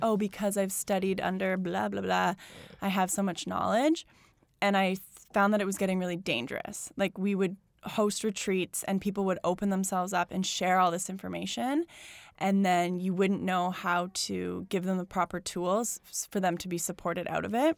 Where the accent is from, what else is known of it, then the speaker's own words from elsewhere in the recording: Calgary, Alberta, Canada; now in Toronto, Canada; I grew up in Calgary, which is, like, suburbville, like, forever.